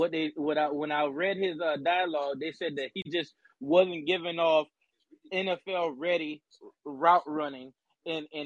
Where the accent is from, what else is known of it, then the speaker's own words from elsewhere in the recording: South Carolina, United States; I'm from South Carolina. You know, South Carolina Colts fan, die hard.